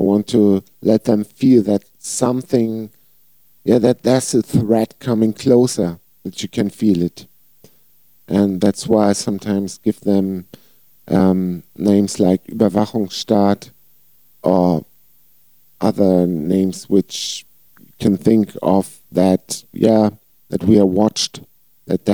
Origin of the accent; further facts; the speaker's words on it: Flensburg, Schleswig-Holstein, Germany; I was singing two bands here in my hometown Flensburg